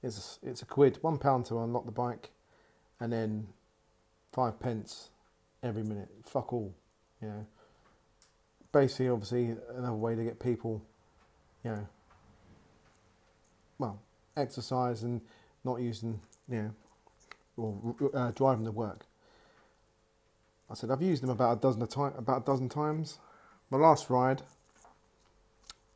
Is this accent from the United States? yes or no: no; United Kingdom; I'm British